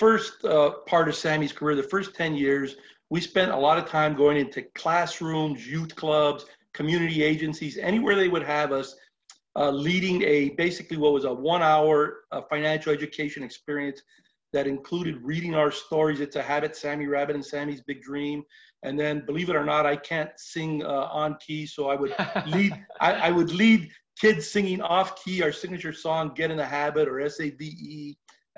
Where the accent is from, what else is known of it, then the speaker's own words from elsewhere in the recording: Los Angeles, California, United States; where I grew up in Lincoln Heights